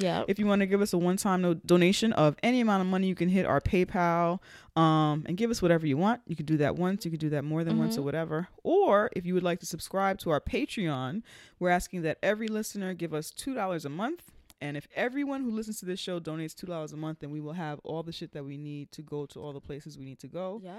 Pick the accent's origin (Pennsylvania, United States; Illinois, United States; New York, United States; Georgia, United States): New York, United States; New York City; He would have a West Indian-ass name like Headley and be from where I'm from in the Bronx.